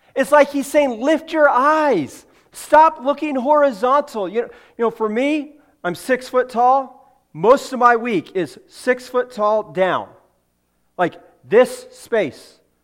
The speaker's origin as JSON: {"language": "English", "region": "California", "country": "United States", "tie": "born or raised there", "moved": "yes", "said": "I grew up in California."}